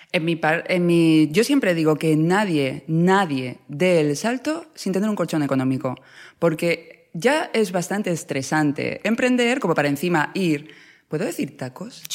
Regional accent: Ciudad Real, Castilla-La Mancha, Spain; moved away; yo vengo de Ciudad Real

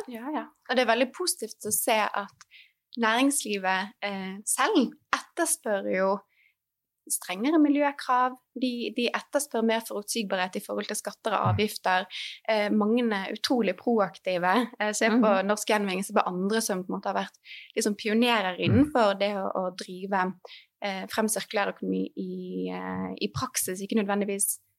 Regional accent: Norway; som nordmenn

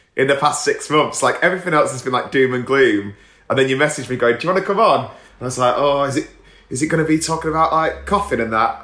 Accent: England, United Kingdom

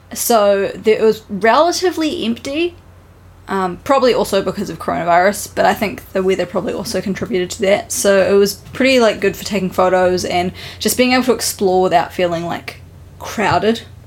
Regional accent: New Zealand; now in Japan; we're from New Zealand

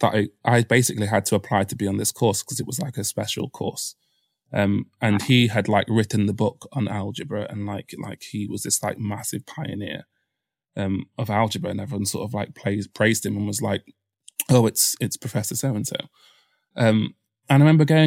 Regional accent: Mansfield, East Midlands, United Kingdom; moved away as an adult; now in London, United Kingdom; My hometown's Nottinghamshire, a town called Mansfield in Nottinghamshire

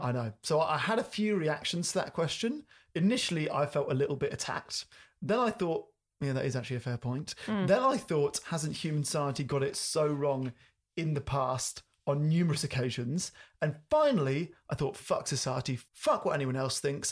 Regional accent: United Kingdom; me being British

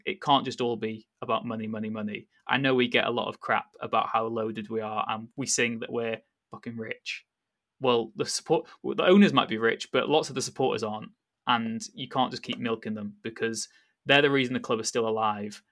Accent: North Wales, United Kingdom; when I grew up in North Wales

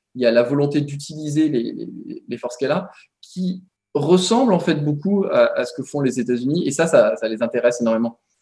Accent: France; now in Washington, United States; en tant que Français ici à Washington

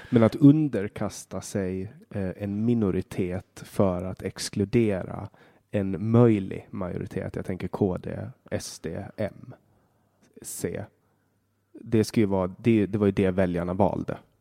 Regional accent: Åland Islands; hemma på Åland

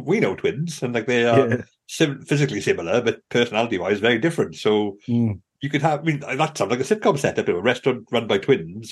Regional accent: United Kingdom; I'm very British.

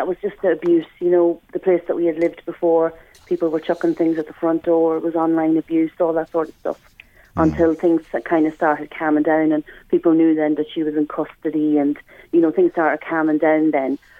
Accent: Ireland; me as an Irish person

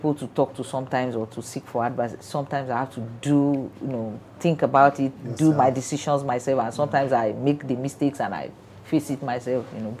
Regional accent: Lagos, Nigeria; also born or lived in Calabar; Because I grew up in Lagos. All my life, my machinery was in Lagos.

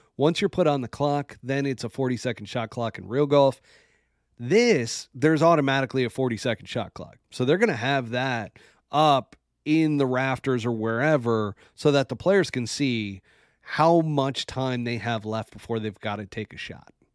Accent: New York, United States; as a New Yorker

